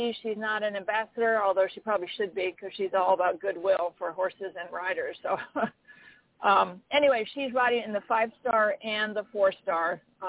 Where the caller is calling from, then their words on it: Tryon, North Carolina, United States; I'm calling in from Tryon, North Carolina today.